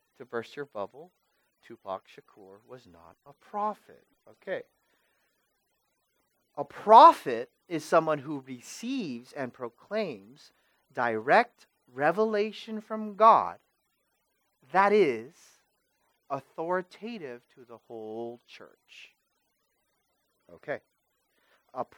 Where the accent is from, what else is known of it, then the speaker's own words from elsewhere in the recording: Vallejo, California, United States; I'm from Vallejo.